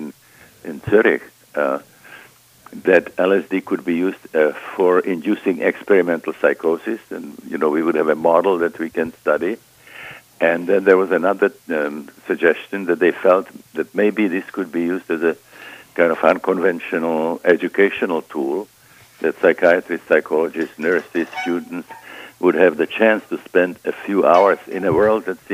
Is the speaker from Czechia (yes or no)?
yes; Prague, Czechia; moved away as an adult; I was born in Prague, Czechoslovakia.